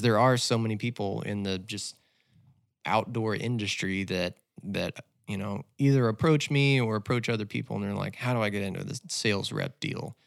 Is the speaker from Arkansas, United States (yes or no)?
yes; Little Rock, Arkansas, United States; also born or lived in Fayetteville, Arkansas; I was born and raised in Little Rock and then came up to Fayetteville for school